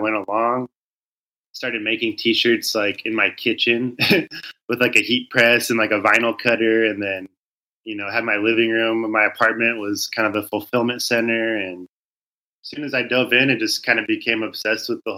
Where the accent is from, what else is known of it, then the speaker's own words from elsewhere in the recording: Southern California, United States; I grew up in Southern California